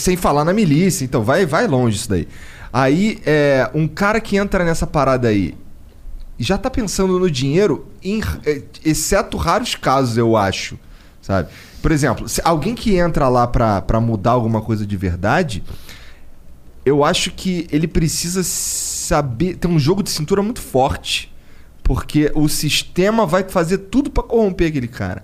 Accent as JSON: {"language": "Portuguese", "region": "Rio de Janeiro", "country": "Brazil", "said": "eu sou do Rio, lá de uma área muito fodida"}